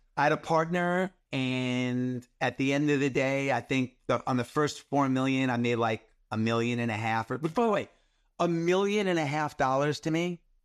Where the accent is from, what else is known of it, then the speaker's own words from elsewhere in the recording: New York, United States; I grew up in New York in the eighties